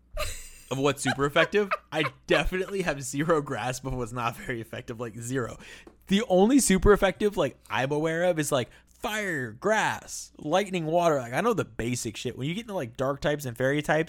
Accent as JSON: {"language": "English", "region": "South Florida", "country": "United States", "also_born_or_lived": "Miami", "moved": "yes", "lives_now": "Phoenix, United States", "said": "I'm from South Florida. Lived in Miami. I now live in Phoenix."}